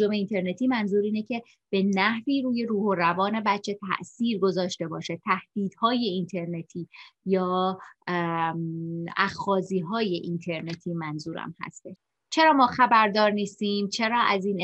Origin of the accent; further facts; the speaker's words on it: Shiraz, Fars, Iran; moved away as an adult; also born or lived in Tehran / Vancouver, Canada; now in Canada; سال 1358 در یک خانواده بسیار صمیمی در شیراز به دنیا اومدم فرزند آخر هستم و 13 سال پیش همراه فرزندم و همسرم به کانادا مهاجرت کردیم